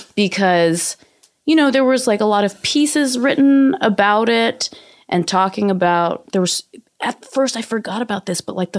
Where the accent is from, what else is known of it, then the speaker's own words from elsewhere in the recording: San Francisco, California, United States; I grew up in San Francisco, which is like Asian Wakanda.